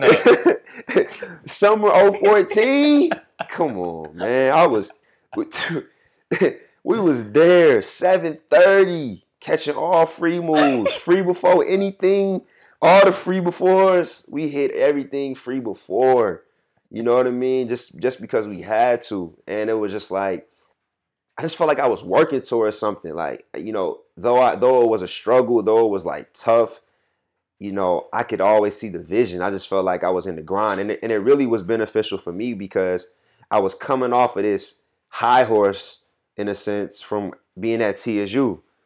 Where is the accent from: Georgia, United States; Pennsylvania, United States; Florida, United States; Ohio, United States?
Georgia, United States; Atlanta; moved away as an adult; also born or lived in Nashville, Tennessee; I'm from Atlanta